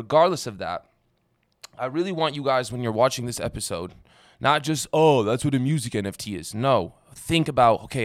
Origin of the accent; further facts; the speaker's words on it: Las Vegas, Nevada, United States; I'm from Las Vegas, and I met a lot of young rappers growing up.